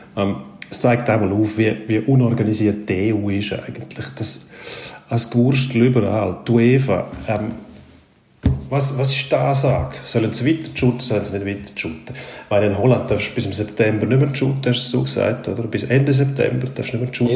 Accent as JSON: {"language": "German", "country": "Switzerland", "said": "bei uns in der Schweiz"}